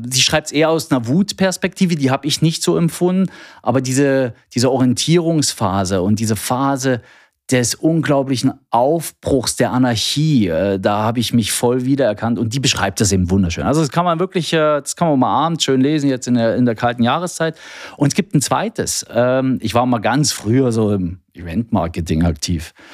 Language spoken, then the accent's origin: German; East Germany, Germany; Ich bin ein Kind der DDR. Nein, meine Kollegen können es gar nicht mehr hören, aber ähm, ich bin tatsächlich in der DDR geboren, aufgewachsen